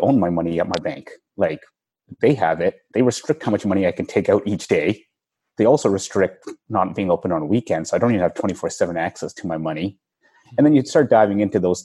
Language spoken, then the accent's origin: English; Vancouver, British Columbia, Canada; moved away; I'm from Vancouver originally